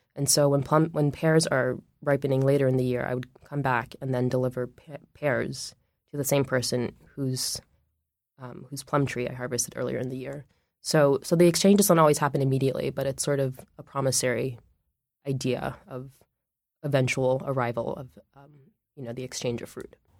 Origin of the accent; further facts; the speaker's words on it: Washington, District of Columbia, United States; moved away as an adult; now in Oakland, United States; I grew up in Washington, D C